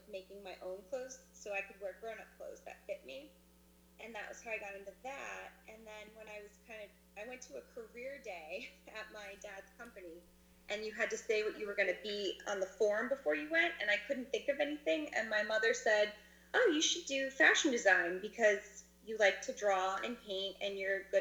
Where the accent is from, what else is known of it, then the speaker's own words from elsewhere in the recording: Simsbury, Connecticut, United States; So I'm originally from Simsbury, Connecticut. It's a little town in the northern part of Connecticut.